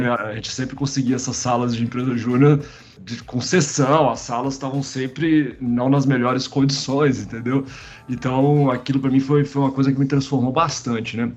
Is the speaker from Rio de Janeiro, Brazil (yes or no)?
no; Caratinga, Minas Gerais, Brazil; moved away; also born or lived in Juiz de Fora / Belo Horizonte / Campinas; eu sou mineiro, né, na verdade, de Juiz de Fora. Né? Eu, eu nasci em Juiz de Fora e morei muitos anos no interior de Minas, né, numa cidadezinha chamada Caratinga